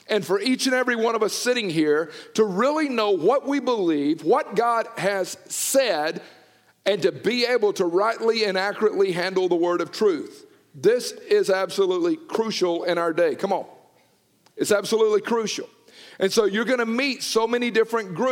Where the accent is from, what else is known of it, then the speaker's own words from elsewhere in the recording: United States; I grew up in the Bible Belt down in Noonan